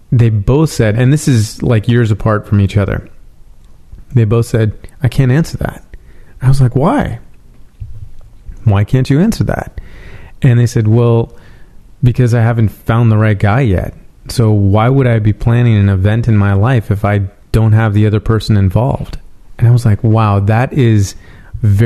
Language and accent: English; San Francisco, California, United States; now in Los Angeles, United States; I'm from San Francisco